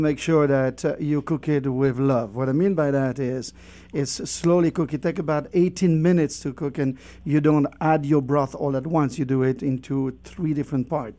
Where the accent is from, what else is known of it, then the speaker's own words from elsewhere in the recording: Brittany, France; now in Moab, United States; I'm from Brittany, where... I grew up with oysters